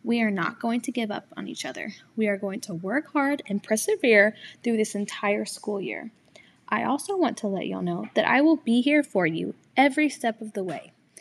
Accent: Houston, Texas, United States; I'm from Houston and have lived here my entire life.

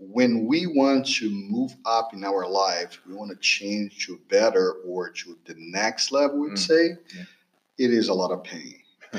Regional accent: Brazil; moved away as an adult; also born or lived in California / Pennsylvania; now in Texas, United States; I'm from Brazil. I was a former swimmer in Brazil, national team level athlete.

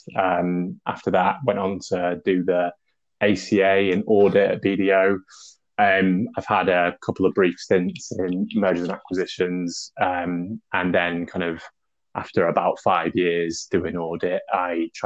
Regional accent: Grimsby, Yorkshire and the Humber, United Kingdom; moved away as an adult; also born or lived in London; I moved up to Grimsby from London when I was about 8 years old.

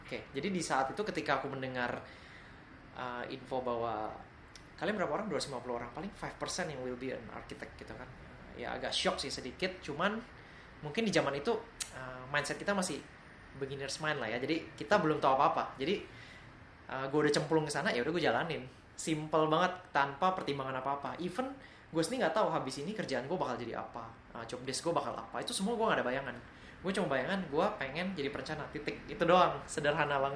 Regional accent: Pontianak, West Kalimantan, Indonesia; aku asli Pontianak, jadi Lego itu sangat langka ya.

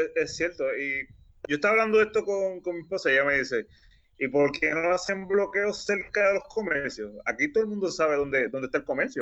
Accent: Puerto Rico; somos puertorriqueños y, lo sabemos, porque vivimos aquí

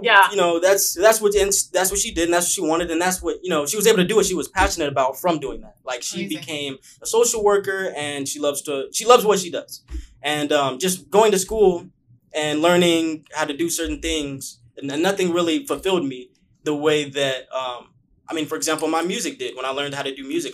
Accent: Bakersfield, California, United States; moved away as an adult; now in Los Angeles, United States; A lot of people don't know that I'm from Bakersfield

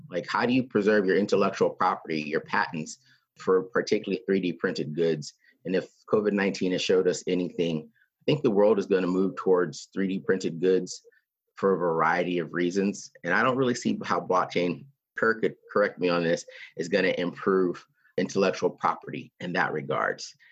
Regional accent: Texas, United States; an American from Texas

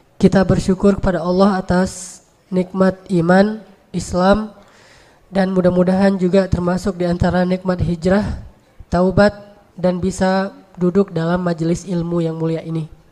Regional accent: Aceh, Indonesia; moved away as an adult; also born or lived in Egypt; Saya sebagai orang Aceh, ibunda saya adalah Cut

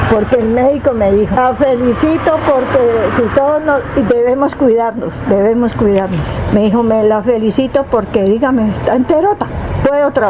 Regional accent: Colombia; todos somos colombianos

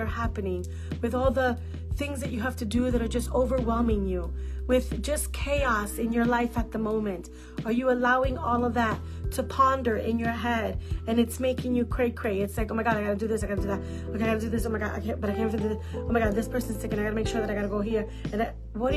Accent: New York City, New York, United States; I'm a New Yorker

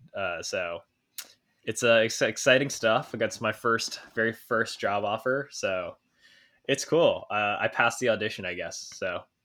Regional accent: California, United States; moved away as an adult; also born or lived in New York; I came from California

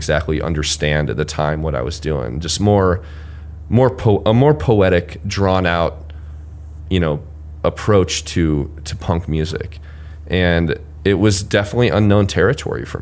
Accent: Marshalltown, Iowa, United States; moved away as an adult; also born or lived in Cedar Falls, Iowa; Marshalltown, the name of my hometown

